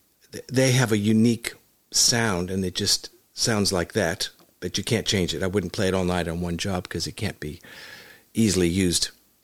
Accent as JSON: {"language": "English", "town": "Hollywood", "region": "California", "country": "United States", "tie": "born or raised there", "said": "I was born in Hollywood. My mother was a professional dancer, as my grandmother was too. And my father was a professional drummer. And I was born there and raised there and started playing music at a young age."}